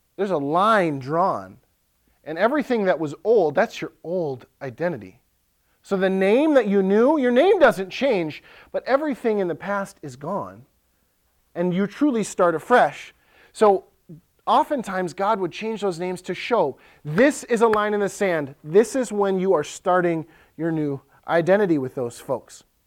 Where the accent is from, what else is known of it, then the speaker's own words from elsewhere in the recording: Ellsworth, United States; So there's one high school in Ellsworth, my hometown